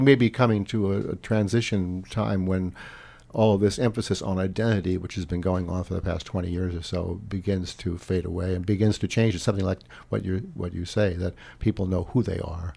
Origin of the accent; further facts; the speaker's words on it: San Francisco, California, United States; moved away; also born or lived in Terrace, British Columbia; I grew up in San Francisco, it was a city of parishes